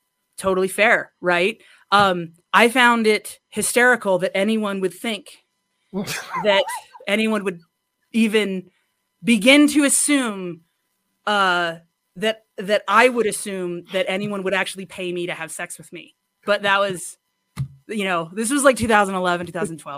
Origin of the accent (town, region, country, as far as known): United States